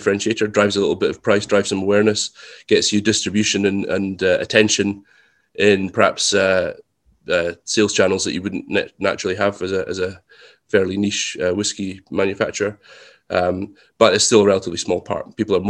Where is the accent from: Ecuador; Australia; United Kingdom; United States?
United Kingdom; Scotland; we're lucky that we're Scottish. In fact, we're Highland Scottish mostly, and that makes us extremely thrifty.